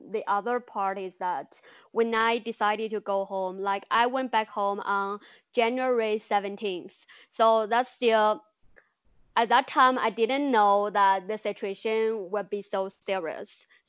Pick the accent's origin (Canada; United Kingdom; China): China; Enshi, Hubei; English is a second language; When I first came back to Hubei, Enshi, my hometown, I don't think people really take it that serious.